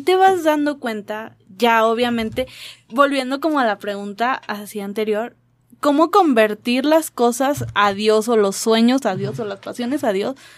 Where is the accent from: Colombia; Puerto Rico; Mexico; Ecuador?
Mexico; yo vengo de México